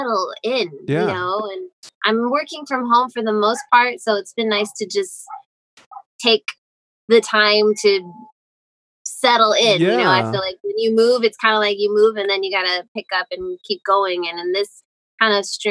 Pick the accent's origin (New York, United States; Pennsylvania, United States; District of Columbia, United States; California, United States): California, United States; Whittier; born or raised there